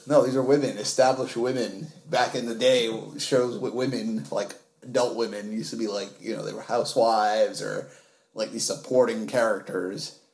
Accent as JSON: {"language": "English", "town": "New York City", "region": "New York", "country": "United States", "tie": "born or raised there", "said": "I was raised in Harlem where this show takes place."}